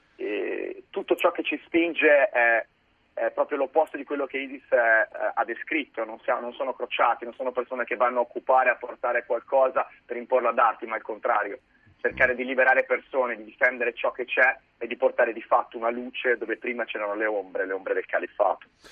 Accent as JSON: {"language": "Italian", "town": "Florence", "region": "Tuscany", "country": "Italy", "tie": "born or raised there", "moved": "as an adult", "said": "nato e cresciuto a Firenze"}